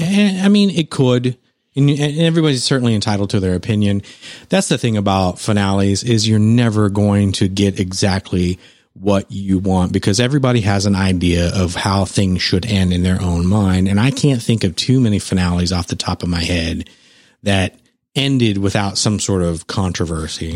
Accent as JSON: {"language": "English", "town": "San Antonio", "region": "Texas", "country": "United States", "tie": "born or raised there", "said": "my hometown"}